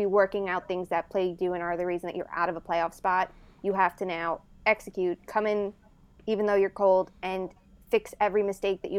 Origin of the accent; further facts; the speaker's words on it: Long Island, New York, United States; I grew up on Long Island